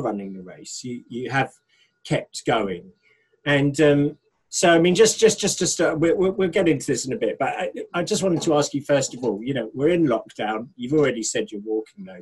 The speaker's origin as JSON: {"language": "English", "country": "United Kingdom", "said": "we are British"}